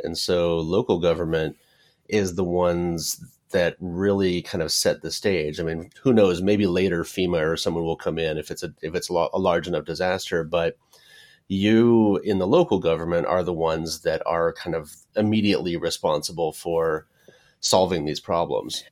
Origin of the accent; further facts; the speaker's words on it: Paradise, California, United States; My hometown is, was, uh, Paradise, California